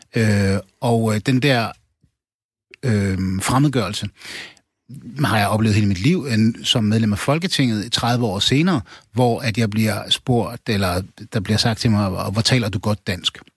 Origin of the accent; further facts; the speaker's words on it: Aarhus, Central Denmark Region, Denmark; jeg er opvokset i Gellerparken